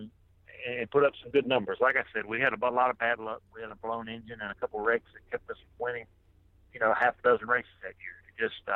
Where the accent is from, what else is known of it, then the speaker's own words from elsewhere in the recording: East Coast, United States; I grew up racing here on the East Coast